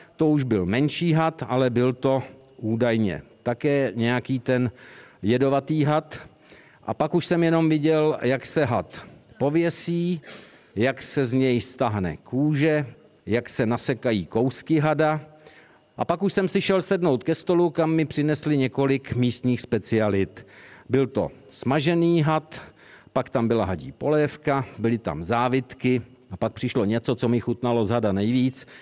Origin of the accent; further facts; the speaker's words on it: Czechia; jsme z České republiky